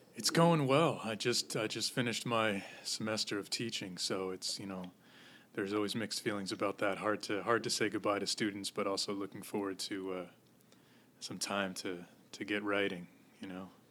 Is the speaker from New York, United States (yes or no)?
yes; Goshen, New York, United States; moved away as an adult; now in Manhattan, United States; In a town called Goshen, New York, which is in the Hudson Valley